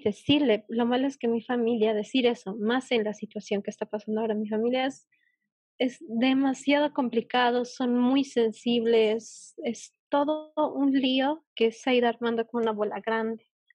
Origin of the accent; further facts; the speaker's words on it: Bolivia; yo eh, de Bolivia